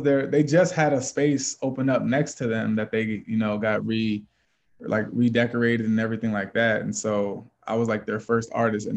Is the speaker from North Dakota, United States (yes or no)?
no; Lancaster, Pennsylvania, United States; moved away as an adult; now in Erie, United States; I'm from Lancaster, Pennsylvania, so it's about 5 hours from here, Eastern PA